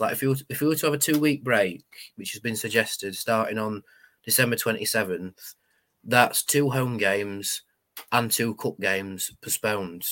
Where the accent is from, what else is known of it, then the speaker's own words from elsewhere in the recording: United Kingdom; we're the British